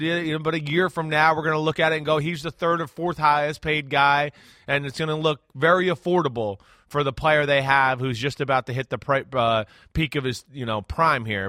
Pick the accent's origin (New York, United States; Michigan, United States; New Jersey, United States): New Jersey, United States; I'm from New Jersey like Kyrie Irving